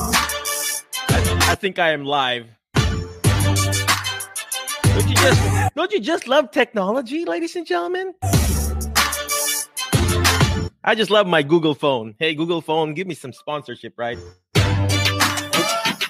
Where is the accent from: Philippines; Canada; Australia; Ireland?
Philippines; English is a second language; now in United States; I'm Filipino.